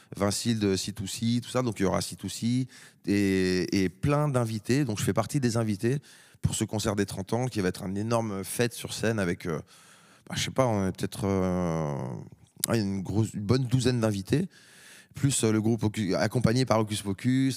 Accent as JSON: {"language": "French", "country": "France", "said": "en tant que Français"}